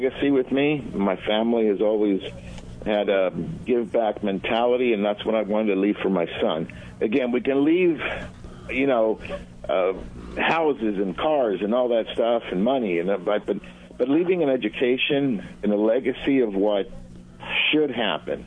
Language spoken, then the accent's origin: English; Argentina; moved away; I was born in Argentina, so I'm Latin.